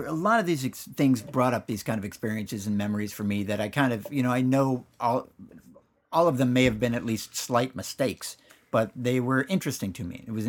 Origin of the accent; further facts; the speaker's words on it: Danville, California, United States; No, Danville, California, back before it's the Danville that it is now.